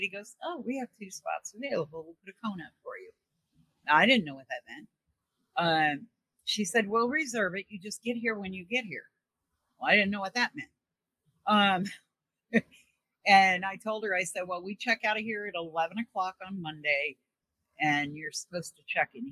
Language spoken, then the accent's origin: English; Missouri, United States; also born or lived in New York; now in Arkansas, United States; I'm originally from Missouri.